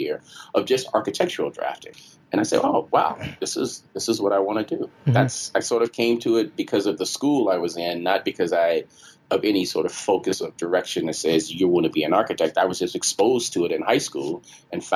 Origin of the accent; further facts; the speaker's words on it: Chicago, Illinois, United States; moved away as an adult; also born or lived in Washington, D.C. / Brazil / New York; now in Detroit, United States; I grew up in Chicago, and Chicago's it still is a very segregated city.